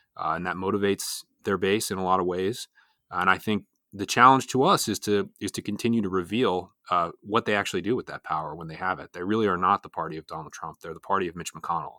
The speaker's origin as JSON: {"language": "English", "region": "Pennsylvania", "country": "United States", "said": "here in my home state of Pennsylvania"}